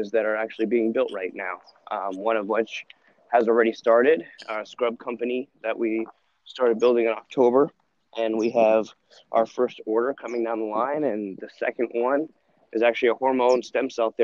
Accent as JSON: {"language": "English", "town": "Sacramento", "region": "California", "country": "United States", "tie": "born or raised there", "also_born_or_lived": "Dartmouth, New Hampshire / England", "moved": "as an adult", "lives_now": "Southern California, United States", "said": "I grew up in Northern California, Sacramento area"}